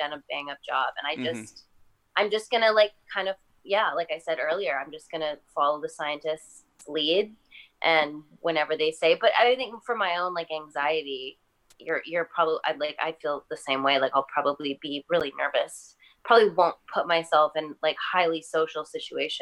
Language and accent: English; Canada; I'm Canadian